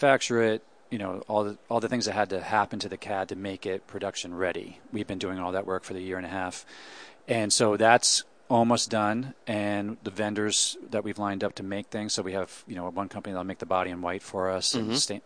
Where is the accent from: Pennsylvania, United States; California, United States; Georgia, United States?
Pennsylvania, United States; Pittsburgh; also born or lived in New York / Catskills, New York; now in Detroit, United States; I grew up in Pittsburgh, then I lived in New York, then I lived in the Catskills in New York, so Detroit